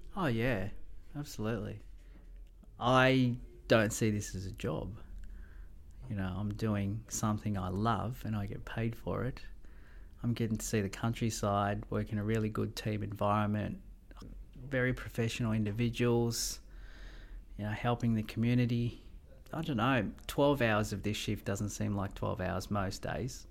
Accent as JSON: {"language": "English", "town": "Melbourne", "region": "Victoria", "country": "Australia", "tie": "born or raised there", "also_born_or_lived": "Mauritius / Gove", "moved": "as an adult", "lives_now": "Rockhampton, Australia", "said": "I grew up in Melbourne, love Melbourne"}